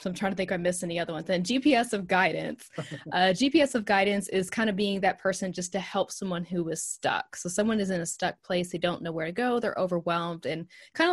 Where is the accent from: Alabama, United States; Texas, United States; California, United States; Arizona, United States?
Texas, United States; accent: Southern; I'm from Texas.